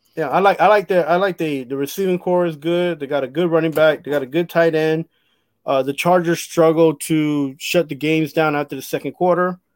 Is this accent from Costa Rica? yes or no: yes; Costa Rica; I'm from Costa Rica